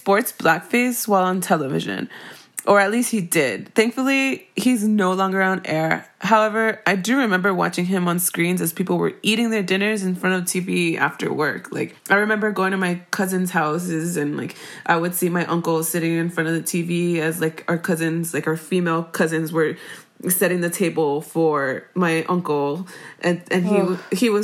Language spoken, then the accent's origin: English; Miami, Florida, United States; growing up in Miami